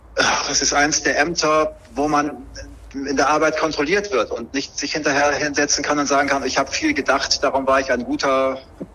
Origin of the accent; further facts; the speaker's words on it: Bremen, Germany; gebürtig in Bremen, in vierter Generation